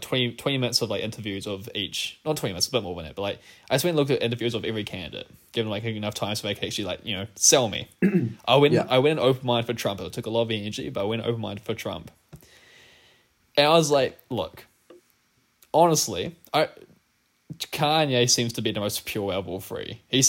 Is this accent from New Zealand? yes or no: yes; New Zealand; as a New Zealander